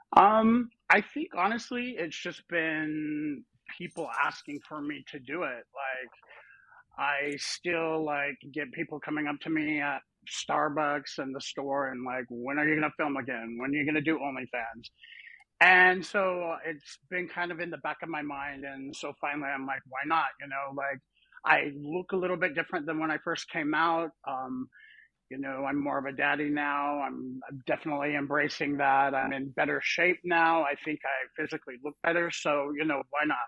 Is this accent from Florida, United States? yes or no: no; Salt Lake City, Utah, United States; I grew up in Salt Lake City, Utah, so I'm a nice Mormon boy